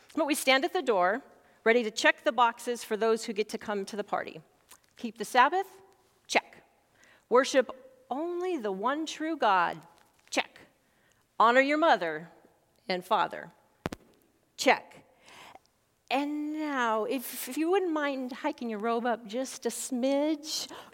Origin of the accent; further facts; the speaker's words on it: Montana, United States; now in Sarasota, United States; growing up in Montana, loving and caring for the great outdoors